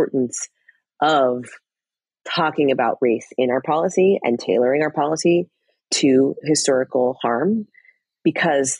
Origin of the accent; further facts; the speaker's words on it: Fort Collins, Colorado, United States; moved away; I grew up in Fort Collins, Colorado, which is about an hour north